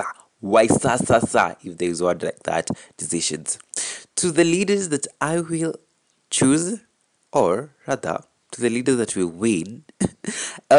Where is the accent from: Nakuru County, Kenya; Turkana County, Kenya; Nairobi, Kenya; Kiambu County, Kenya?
Kiambu County, Kenya; I am from Kiambu County.